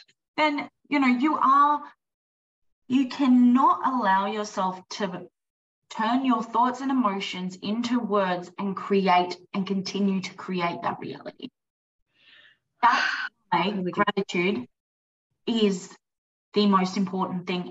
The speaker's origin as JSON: {"language": "English", "region": "East Coast", "country": "United States", "tie": "born or raised there", "also_born_or_lived": "the desert", "moved": "yes", "said": "I grew up on the East Coast where it was luscious. And now I'm so grateful that I live in the desert"}